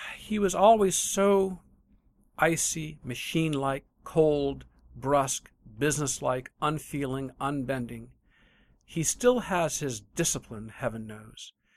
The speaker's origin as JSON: {"language": "English", "region": "Michigan", "country": "United States", "said": "I'm from Michigan"}